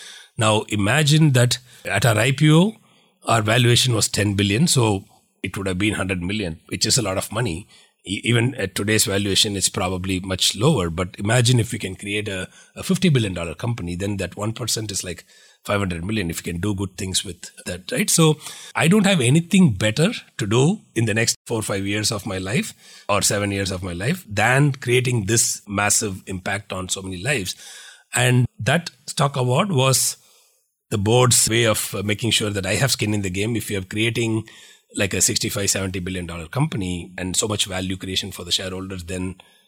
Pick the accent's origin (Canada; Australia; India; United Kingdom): India; now in United States; So that is the journey which I set out when I moved from India to Valley, because in India, people were celebrating us for $100 million.